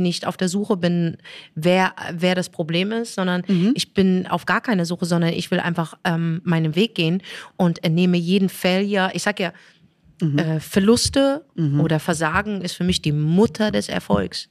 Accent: Morocco; now in Germany; Ich bin Marokkanerin

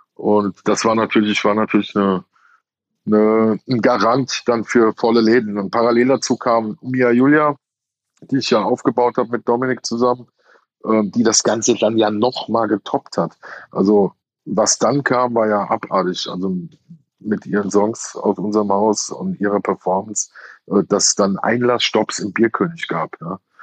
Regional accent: Hesse, Germany; bei uns in Hesse

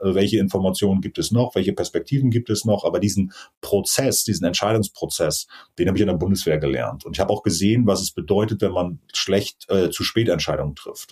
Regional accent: Rügen, Mecklenburg-Vorpommern, Germany; moved away as an adult; Ich bin auf Rügen groß geworden, auf der, auf der Insel

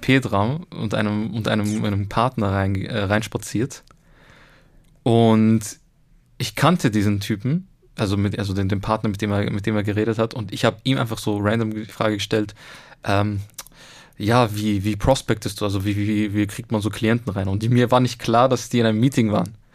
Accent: Egypt; now in Austria; ich bin ja selber Ägypter eigentlich

